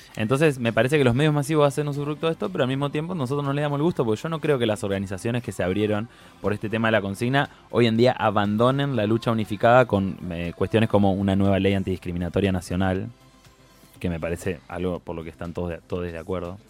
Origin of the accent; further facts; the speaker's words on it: Paraná, Entre Ríos, Argentina; Yo soy de Paraná Entre Ríos